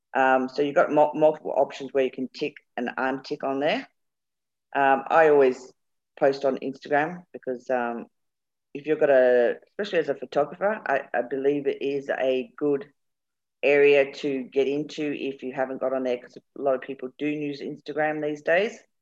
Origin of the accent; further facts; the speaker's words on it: England, United Kingdom; moved away; also born or lived in Birmingham; We're both English